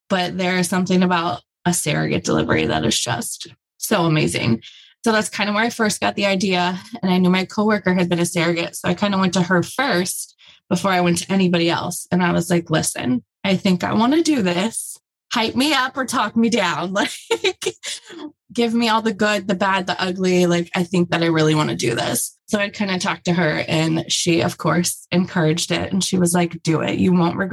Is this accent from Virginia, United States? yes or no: no; Cincinnati, Ohio, United States; I grew up in Cincinnati